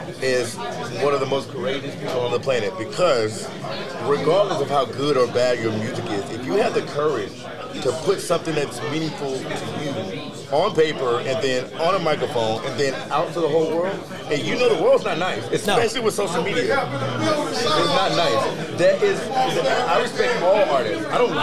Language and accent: English; the South, United States; Like I said, I'm from the South